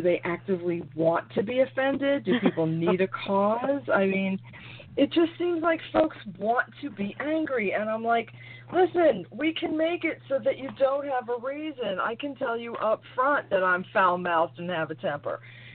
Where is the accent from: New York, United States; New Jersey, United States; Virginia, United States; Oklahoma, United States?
New York, United States; also born or lived in Brooklyn, New York; I'm from New York, born in Brooklyn, raised in Queens, potty mouth to the bitter end.